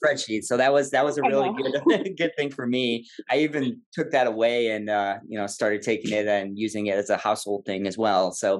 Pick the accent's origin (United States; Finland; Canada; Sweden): United States; Illinois; like she said, you know, 5-year plan moving to kind of my hometown in Illinois.